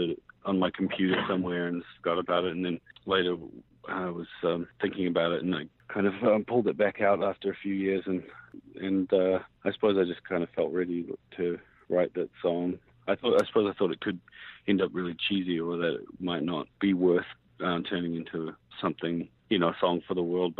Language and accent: English; New Zealand; moved away; I grew up mixed race and I grew up in New Zealand and kind of have three different passports and kind of travel for a living, and I've lived in a few different places